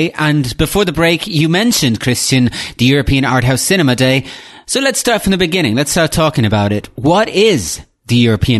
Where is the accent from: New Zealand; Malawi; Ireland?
Ireland; I grew up in Ireland where there's only about 3 art house cinemas in the entire country.